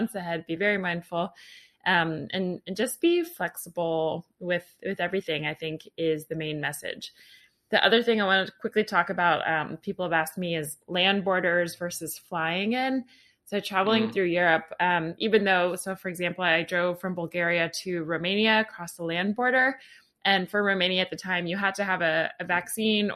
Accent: United States; I'm an American

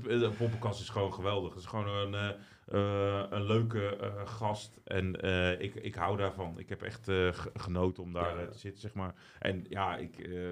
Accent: De Lier, South Holland, Netherlands; ik ben opgegroeid in de Lier

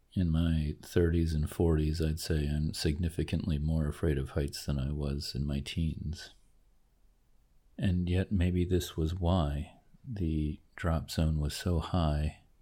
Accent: New Jersey, United States; I grew up near Great Adventure in New Jersey

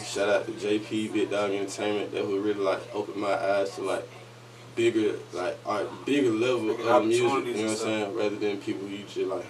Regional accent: Atlanta, Georgia, United States; I moved to the East Side when I was, like, 6, 7. But I grew up in Atlanta. Like, my family originally from Carver Homes, the West Side, like, Bankhead, Fifth Ward, shit like that, Lakewood, like, but my mom was, she from Miami

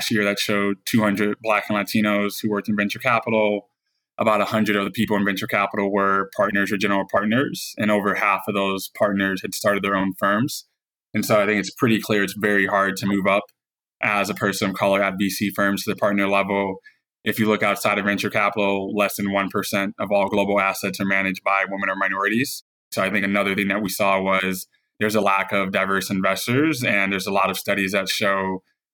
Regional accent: Detroit, Michigan, United States; moved away; also born or lived in Chicago; I'm originally from Detroit, Michigan. First-generation Haitian-American.

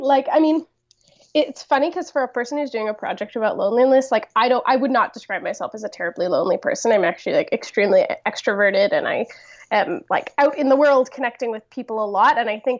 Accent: Toronto, Ontario, Canada; So I came from Toronto. I grew up in Toronto, and I went for my first year of university to McMaster.

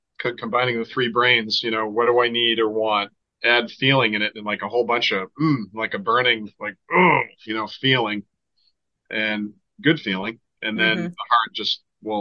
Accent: Boston, Massachusetts, United States; I'm from Boston

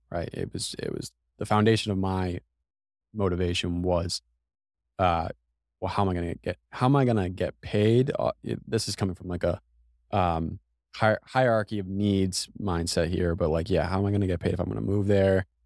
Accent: New England, United States; even though I'm from New England, uh, I don't think I'm built for the cold.

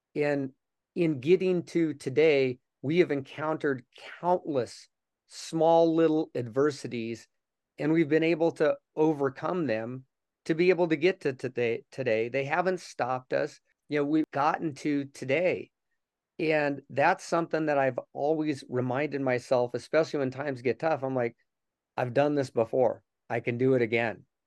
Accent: Denver, Colorado, United States; was born and raised in Denver

